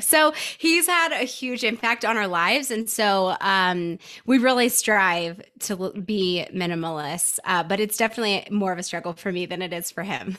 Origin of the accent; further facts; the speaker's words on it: Nashville, Tennessee, United States; now in Denver, United States; I grew up in Nashville. So I grew up in the Southeast, but I currently reside in Denver, Colorado